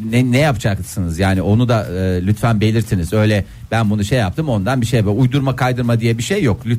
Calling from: İzmir, Turkey; ben İzmir'den.

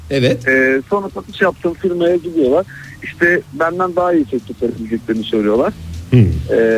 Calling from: Kocaeli, Turkey; ben Kocaeli'den.

